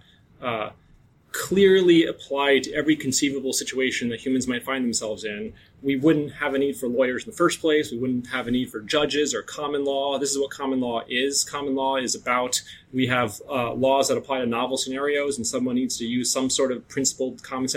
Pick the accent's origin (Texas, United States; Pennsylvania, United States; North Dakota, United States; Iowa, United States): North Dakota, United States; I'm from North Dakota